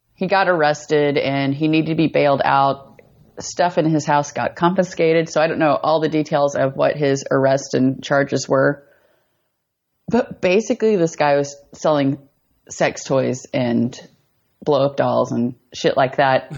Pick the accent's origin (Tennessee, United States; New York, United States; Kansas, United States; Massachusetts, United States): Kansas, United States; Colby; moved away; also born or lived in Eastern Colorado; moved to Northwest Kansas, a small town called Colby. It's like right in the corner. So it's about like 30 minutes from Colorado, 30 minutes from Nebraska